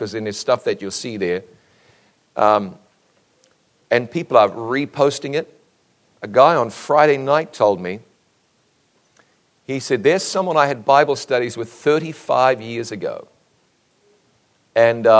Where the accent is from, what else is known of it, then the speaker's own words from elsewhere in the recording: New Zealand; moved away as an adult; my home country of New Zealand